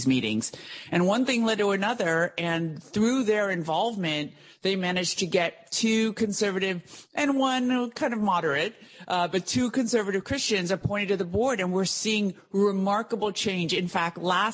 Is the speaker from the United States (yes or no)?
yes; United States; growing up in the United States. I was born in this country